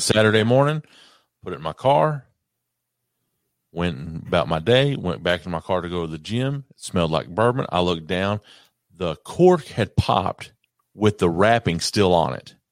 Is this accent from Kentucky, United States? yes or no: yes; Kentucky, United States; I'm from Kentucky